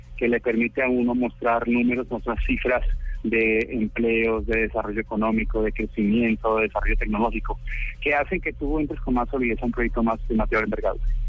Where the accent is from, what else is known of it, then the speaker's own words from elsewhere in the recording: Cali, Valle del Cauca, Colombia; Yo soy caleño.